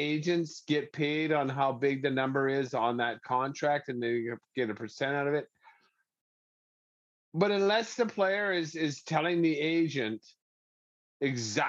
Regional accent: Canada; we love being Canadian citizens here

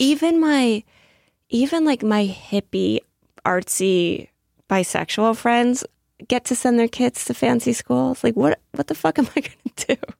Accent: Massachusetts, United States; now in New York, United States; I'm from Massachusetts

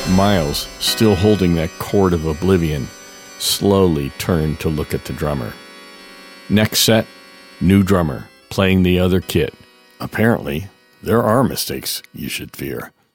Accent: Daytona Beach, Florida, United States; moved away as an adult; also born or lived in Boston; my hometown of Daytona Beach

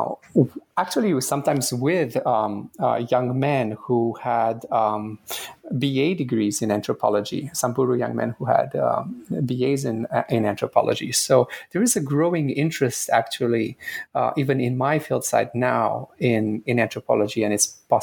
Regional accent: Romania; moved away as an adult; now in Canada; I am originally from Romania. My parents and I immigrated to Canada just after I finished high school. I actually had started college in Romania at University of Transylvania.

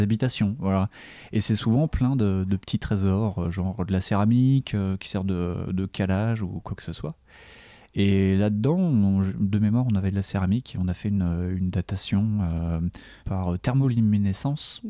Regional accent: Dijon, Bourgogne-Franche-Comté, France; je suis de Dijon

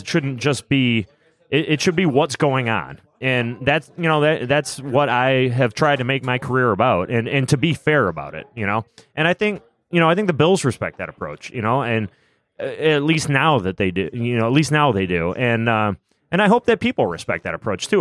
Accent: Buffalo, New York, United States; I grew up in Buffalo

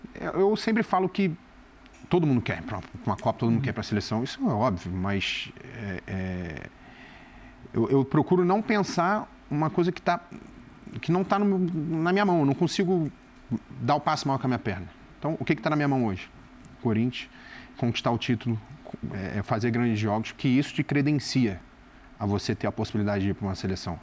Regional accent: Rio de Janeiro, Brazil; moved away; eu sou nascido e criado do lado do Maracanã

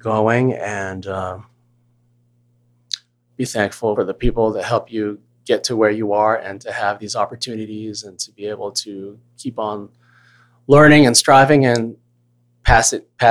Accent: Virginia, United States; Asian American guy from United States growing up in Virginia

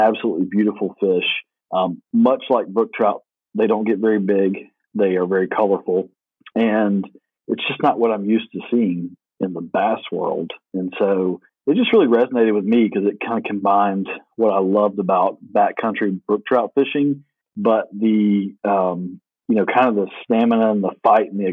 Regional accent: South Alabama, United States; also born or lived in Auburn, Alabama; I grew up in South Alabama, fishing and hunting a lot

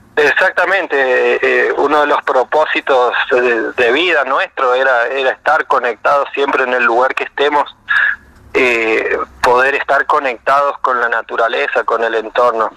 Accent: Jáchal, San Juan, Argentina; moved away as an adult; also born or lived in Mendoza / Barcelona; now in Bariloche, Argentina; yo soy de San Juan, de, de un pueblito a dos horas al norte, de un pueblo que se llama Hachal

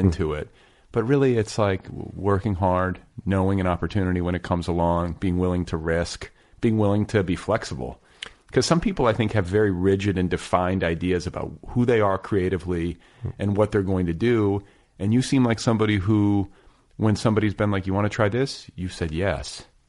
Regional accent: Indiana, United States; grew up in Indiana

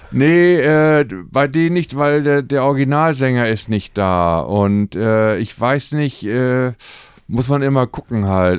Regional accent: Hamburg, Germany; also born or lived in St. Pauli, Hamburg; Harburg ist eben unsere Heimat, da sind wir aufgewachsen

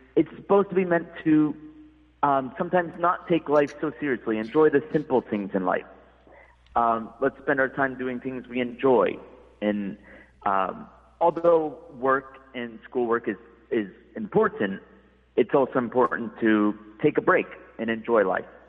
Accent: United States; moved away as an adult; also born or lived in Malaysia / Laos; now in China; I'm from the United States

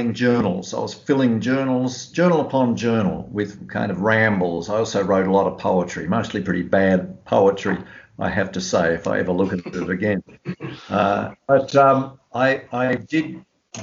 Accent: Tamworth, New South Wales, Australia; when we were kids growing up in South Tamworth

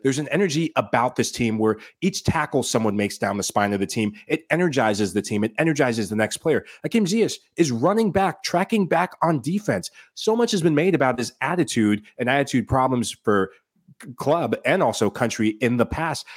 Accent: Sierra Leone; my home country is Sierra Leone

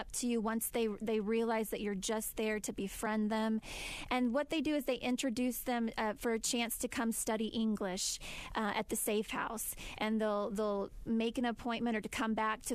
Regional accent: United States; us as American women

